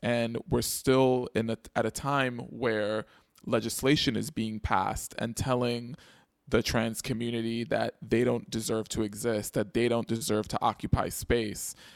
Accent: New York City, New York, United States; I grew up in the Bronx

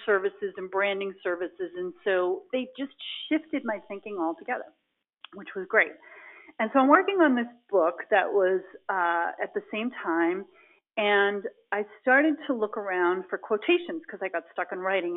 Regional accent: Boston, Massachusetts, United States; I grew up in the Boston area

